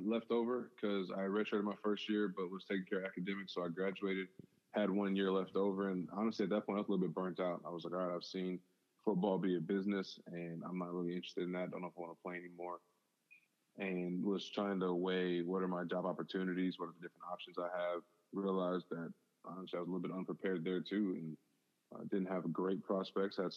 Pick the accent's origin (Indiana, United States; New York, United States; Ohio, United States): Indiana, United States; South Bend; a lot of good things that God did in me as I was learning to be a man, as I was growing up in South Bend.